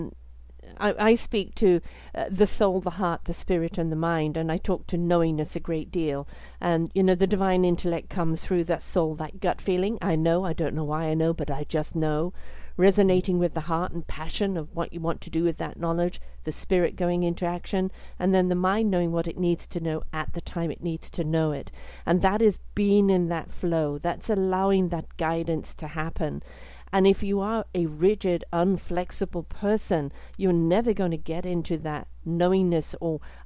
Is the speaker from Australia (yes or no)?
no; United Kingdom; I'm British